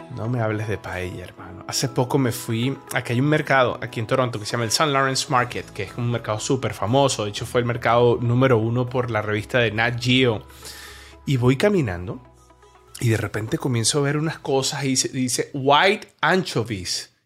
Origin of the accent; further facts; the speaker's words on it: Venezuela; moved away; also born or lived in Colombia; yo soy venezolano, yo, yo nací en Venezuela, me crié en Venezuela, viví 10 años en Colombia